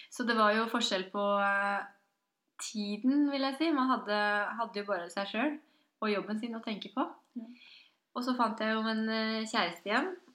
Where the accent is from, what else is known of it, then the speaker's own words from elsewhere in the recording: Drammen, Buskerud, Norway; accent: Drammen dialect; moved away as an adult; also born or lived in Oslo; Jeg er jo fra Konnerud